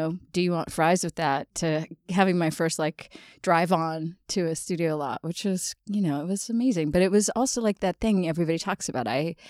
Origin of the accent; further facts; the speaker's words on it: Los Angeles, California, United States; I grew up in Los Angeles